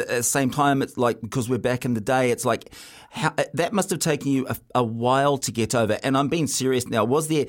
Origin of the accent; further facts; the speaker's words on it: New Zealand; being a Kiwi in Australia